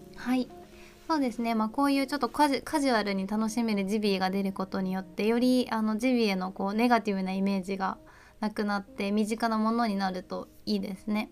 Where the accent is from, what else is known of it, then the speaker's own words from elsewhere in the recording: Shiga, Japan; accent: Kansai dialect; moved away as an adult; now in Iwate, Japan; 滋賀県から来たんです